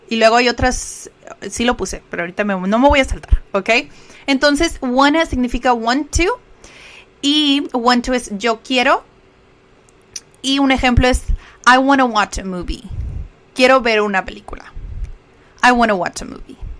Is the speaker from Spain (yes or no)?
no; Mexico; first language Spanish; como decimos aquí en México